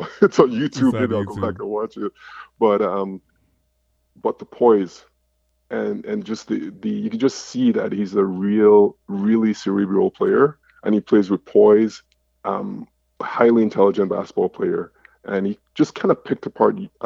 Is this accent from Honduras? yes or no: no; Montreal, Quebec, Canada; I grew up in Montreal, played high school ball, played at Abbott.